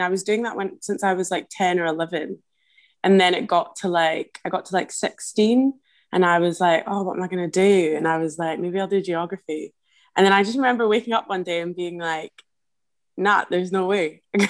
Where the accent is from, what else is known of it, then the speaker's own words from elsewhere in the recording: Glasgow, Scotland, United Kingdom; I grew up in Glasgow.